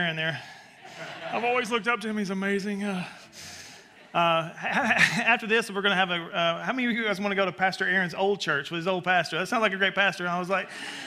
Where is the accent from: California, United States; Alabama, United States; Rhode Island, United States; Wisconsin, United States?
Alabama, United States; accent: Southern; now in New York City, United States; But I grew up in Alabama.